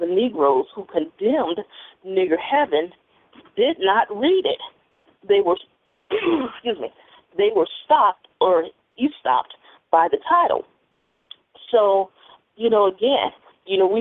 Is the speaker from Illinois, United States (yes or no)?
yes; Chicago, Illinois, United States; I was raised here in Chicago